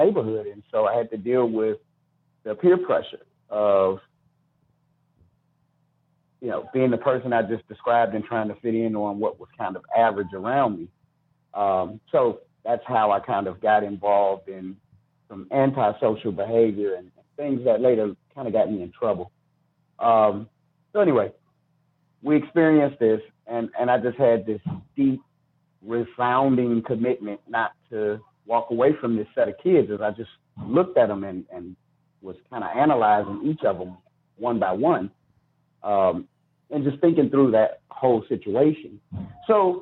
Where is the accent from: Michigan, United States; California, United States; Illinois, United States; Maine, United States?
Illinois, United States; Chicago; I'm from South Shore, which is in the southeast side of Chicago. And so I grew up in the South Shore community